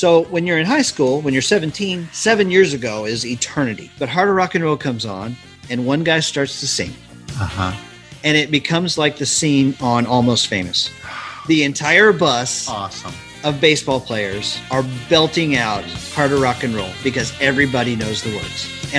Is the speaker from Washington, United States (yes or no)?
no; Tulsa, Oklahoma, United States; I grew up in Tulsa, Oklahoma.